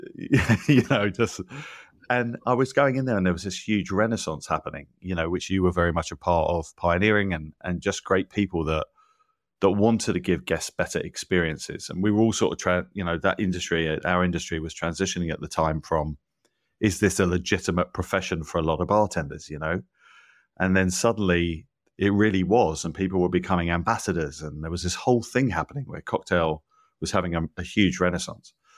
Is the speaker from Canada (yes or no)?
no; England, United Kingdom; moved away as an adult; now in United States; I'm not from here originally, you know, I grew up in England